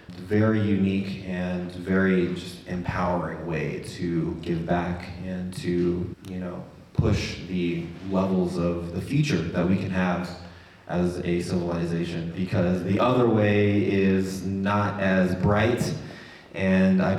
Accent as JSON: {"language": "English", "region": "Wyoming", "country": "United States", "tie": "born there", "also_born_or_lived": "Florida", "said": "born in Wyoming."}